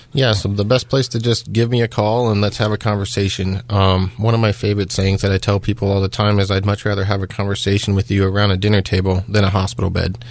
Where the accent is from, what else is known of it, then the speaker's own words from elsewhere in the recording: Iowa, United States; moved away as an adult; also born or lived in Pittsburgh, Pennsylvania; now in South Fayette Township, United States; originally, I was born and raised in Iowa